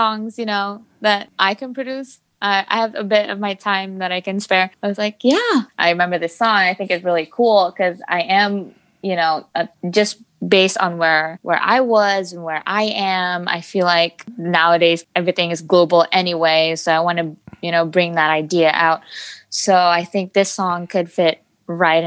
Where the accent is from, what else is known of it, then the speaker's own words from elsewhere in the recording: Indonesia; now in Los Angeles, United States; from Indonesia, born and raised there. I moved to Los Angeles in 2014